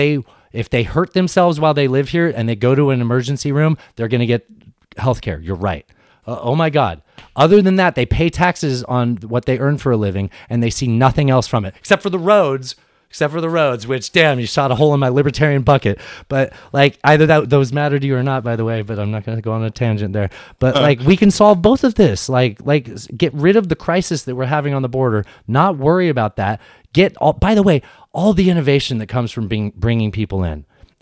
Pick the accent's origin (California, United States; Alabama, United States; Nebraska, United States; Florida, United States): California, United States; San Diego; I grew up in San Diego.